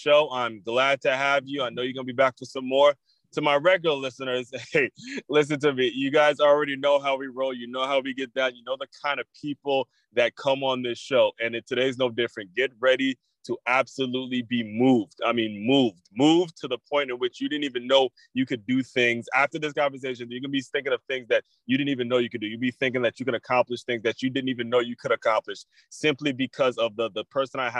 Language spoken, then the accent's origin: English; Maryland, United States; me growing up in Maryland